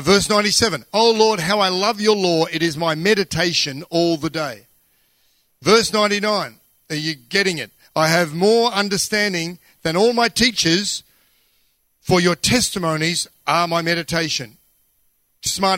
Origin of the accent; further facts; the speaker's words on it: Australia; I'm Australian.